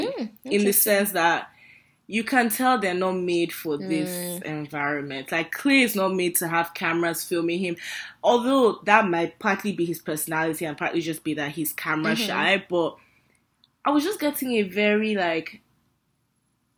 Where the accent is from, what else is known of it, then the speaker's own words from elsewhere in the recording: Nigeria; we're Nigerian